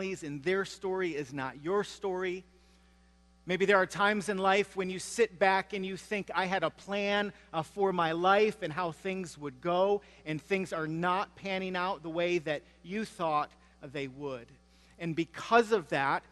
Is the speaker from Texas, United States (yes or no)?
no; Michigan, United States; moved away; I grew up in Michigan